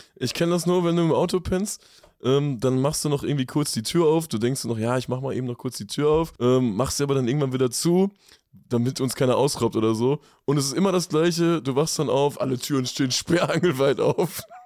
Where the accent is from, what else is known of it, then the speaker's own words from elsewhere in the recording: Lippstadt, North Rhine-Westphalia, Germany; ich komme aus Lippstadt